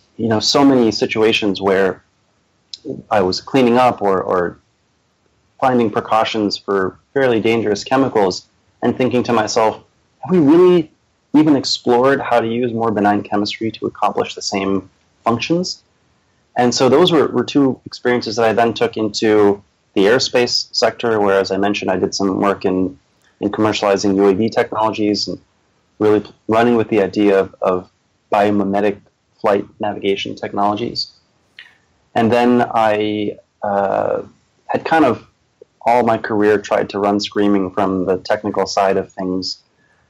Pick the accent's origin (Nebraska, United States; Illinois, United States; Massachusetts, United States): Massachusetts, United States; Boston; also born or lived in Charleston, South Carolina / Minnesota / upstate New York; I've lived in the Boston area since I was about 8 years old